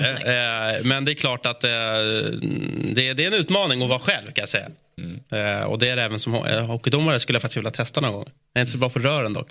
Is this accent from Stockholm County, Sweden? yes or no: yes; Stockholm, Stockholm County, Sweden; som stockholmare